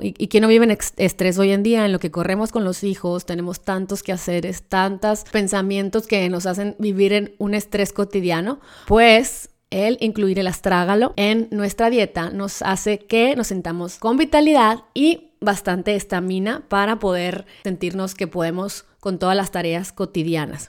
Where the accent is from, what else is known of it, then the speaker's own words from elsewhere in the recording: Mexico; como mexicanos